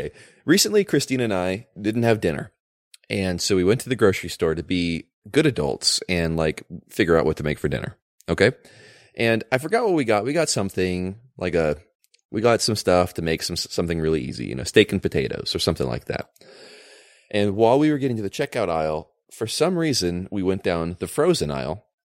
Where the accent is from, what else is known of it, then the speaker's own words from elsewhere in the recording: California, United States; As a Californian and new business owner in California